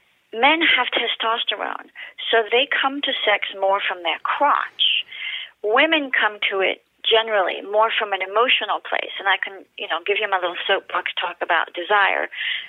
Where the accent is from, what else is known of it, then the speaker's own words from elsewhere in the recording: France; accent: British; moved away as an adult; now in United States; So I was born and raised in France to a British mother and a French father, which is why, in case your listeners are wondering, I don't have a French accent because I grew up bilingual and I came to the U.S. at 19